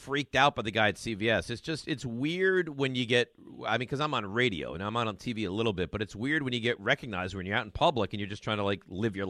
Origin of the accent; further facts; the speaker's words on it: Roslyn, New York, United States; I'm from Roslyn. Yep. So, yeah, New Hyde Park, not too far.